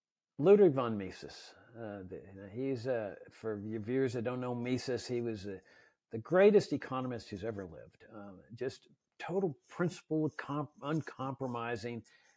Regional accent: Texas, United States; No, I was conflicted because my team when I was a kid was the Astros.

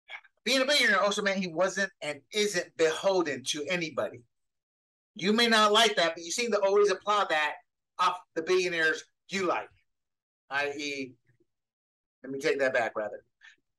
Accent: Panama; now in United States; I was born and raised in Panama, where a joint was more accessible than liquor

